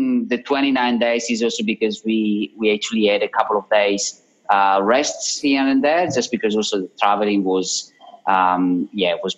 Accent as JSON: {"language": "English", "country": "Italy", "accent": "Italian", "second_language": "English", "moved": "as an adult", "lives_now": "Sydney, Australia", "said": "I truly feel that Australia is actually my home, almost more than Italy, where my accent is obviously where my accent comes from"}